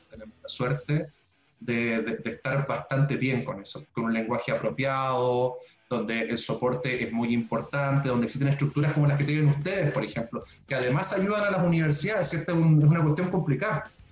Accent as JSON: {"language": "Spanish", "town": "Puerto Montt", "region": "Los Lagos", "country": "Chile", "tie": "born or raised there", "said": "yo soy puertomontino, ya, yo nací en Puerto Montt, yo soy eh, hijo de la educación pública, ya escuela básica de 682, salí del Liceo de Hombres Manuel Montt"}